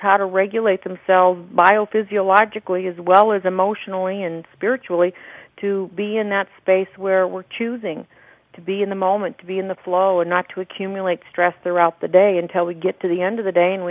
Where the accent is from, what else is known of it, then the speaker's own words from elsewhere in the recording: Scottsdale, Arizona, United States; here in my hometown of Scottsdale